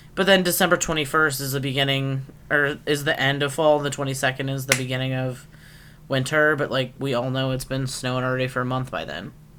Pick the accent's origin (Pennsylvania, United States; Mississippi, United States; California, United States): Pennsylvania, United States; Erie; moved away; I grew up in Layer Town, USA, Erie, PA